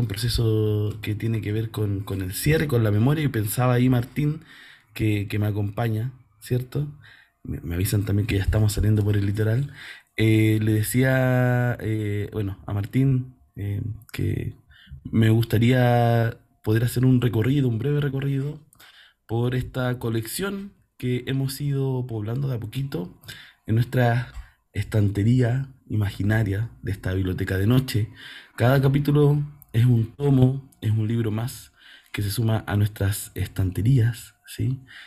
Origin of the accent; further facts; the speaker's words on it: Chile; nos cruza como chilenas, chilenos